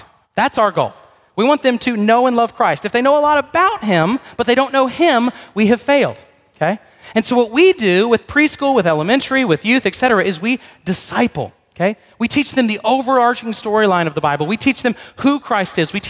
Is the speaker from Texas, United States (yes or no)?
yes; Corinth, Texas, United States; I grew up in Corinth, not in Greece, but in Texas